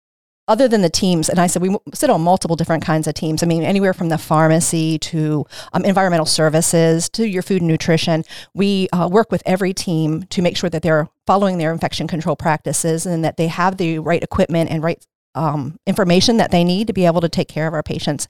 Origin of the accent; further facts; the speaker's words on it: Maryland, United States; I came here when I was 15, though, so kind of doesn't count. I was raised in Caroline County. I was raised in Caroline County. I graduated from North Carolina High School, and then I moved to Dorchester County after I got married.